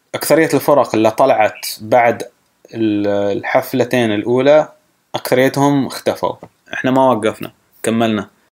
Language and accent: Arabic; Saudi Arabia; moved away; also born or lived in United States; ما كنت اشوفها في السعوديه